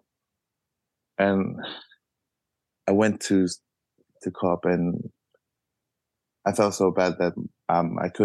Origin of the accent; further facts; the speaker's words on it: Tuvalu; I'm 28 years old this year. And I'm from Tuvalu.